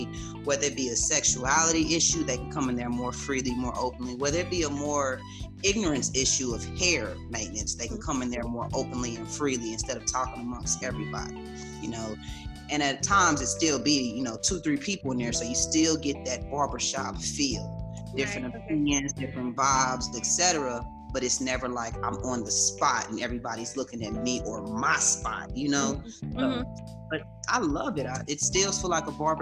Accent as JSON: {"language": "English", "town": "Kansas City", "country": "United States", "moved": "yes", "lives_now": "Austin, United States", "said": "I'm originally from Kansas City, but I have made my way now to Austin, Texas"}